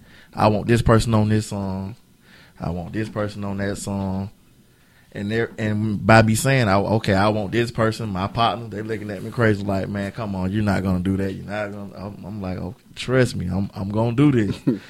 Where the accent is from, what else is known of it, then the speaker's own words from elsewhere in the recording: Atlanta, Georgia, United States; I'm from Atlanta.